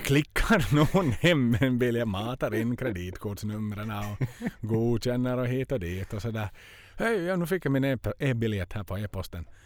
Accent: Finland; moved away; jag har inte varit hemma i Finland på över ett år

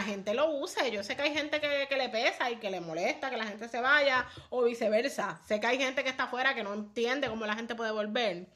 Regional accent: Puerto Rico; como puertorriqueños

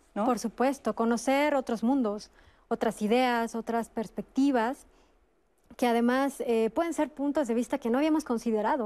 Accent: Mexico; Los mexicanos somos famosos en el mundo

